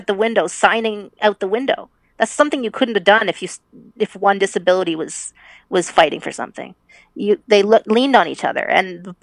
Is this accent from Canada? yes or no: yes; Canada; we grew up in the 80s and we grew up in Canada